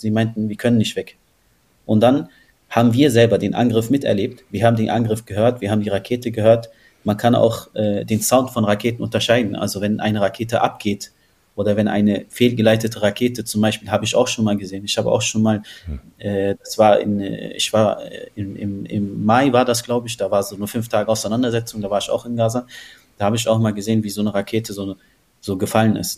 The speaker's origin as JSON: {"language": "German", "region": "Berlin", "country": "Germany", "tie": "born or raised there", "said": "ich bin in Berlin groß geworden und aufgewachsen"}